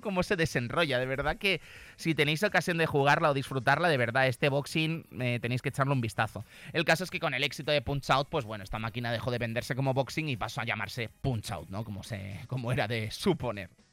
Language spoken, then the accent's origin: Spanish; Zaragoza, Aragon, Spain; los que somos de aquí de Zaragoza